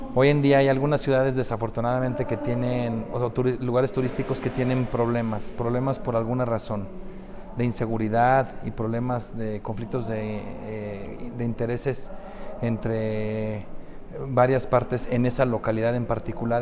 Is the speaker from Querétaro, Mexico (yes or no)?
no; Guadalajara, Jalisco, Mexico; soy de Guadalajara, que radico en Guadalajara